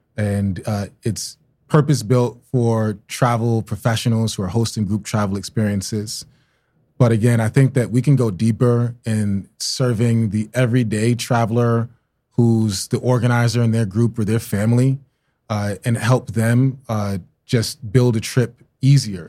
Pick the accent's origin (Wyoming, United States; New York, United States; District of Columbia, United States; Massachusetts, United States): New York, United States; New York City; also born or lived in Tulsa, Oklahoma; I'm from Brooklyn, New York